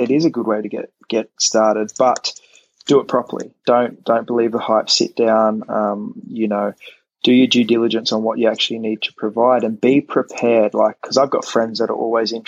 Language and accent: English; Australia; moved away; I'm Australian